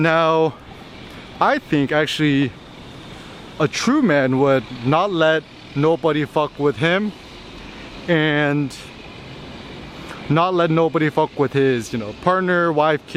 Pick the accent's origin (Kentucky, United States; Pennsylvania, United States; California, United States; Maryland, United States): California, United States; Bay Area; also born or lived in Berkeley / Los Angeles; I grew up in the Bay Area too